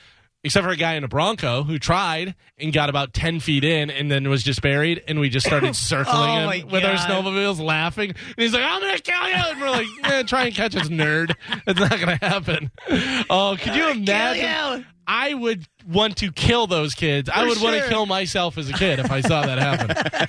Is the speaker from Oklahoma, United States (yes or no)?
no; Illinois, United States; moved away as an adult; now in Florida, United States; Whenever I moved from Illinois to Florida, I gave my dad my ice scraper.